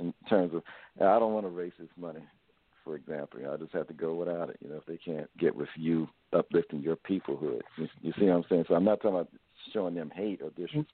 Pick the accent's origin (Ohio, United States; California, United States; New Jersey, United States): Ohio, United States; Dayton; moved away; I grew up in Dayton, Ohio